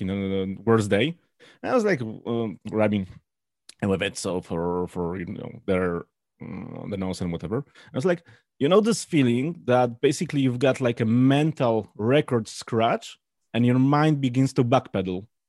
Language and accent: English; Poland; I'm from Poland